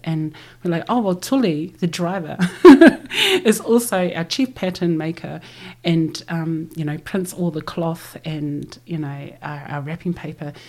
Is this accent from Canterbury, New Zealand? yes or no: yes; Christchurch, Canterbury, New Zealand; we grew up here in Aotearoa with passports and driver licenses